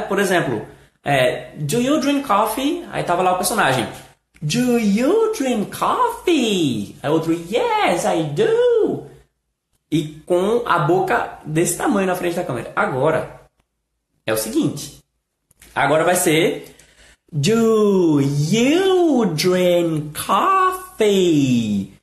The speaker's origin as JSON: {"language": "Portuguese", "country": "Brazil", "said": "nós brasileiros falamos"}